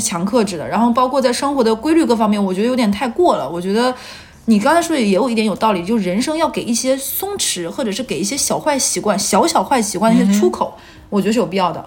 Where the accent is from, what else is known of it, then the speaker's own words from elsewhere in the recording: Northeast China, China; moved away as an adult; 因为东北没有这玩意儿，那个时候老家也没有便利店